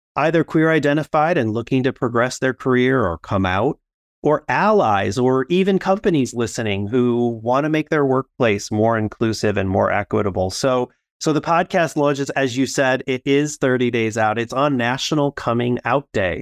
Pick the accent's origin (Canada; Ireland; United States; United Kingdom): United States; Midwest; growing up in the Midwest